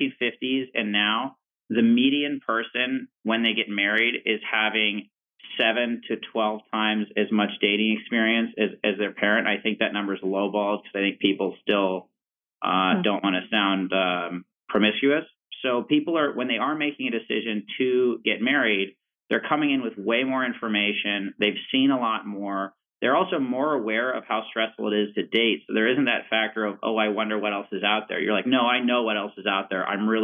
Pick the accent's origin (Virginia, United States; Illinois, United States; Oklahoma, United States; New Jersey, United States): Virginia, United States; Richmond; like I'm from Richmond, Virginia